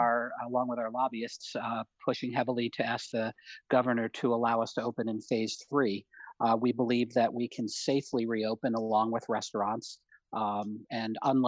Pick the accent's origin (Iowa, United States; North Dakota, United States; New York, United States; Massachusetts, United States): New York, United States; Troy; also born or lived in Binghamton, New York; I grew up in Troy, going to the Hollywood, just a few miles from my house.